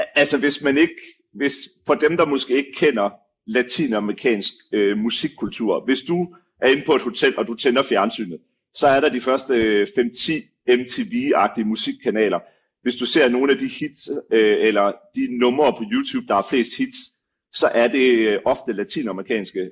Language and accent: Danish; Denmark; som danskere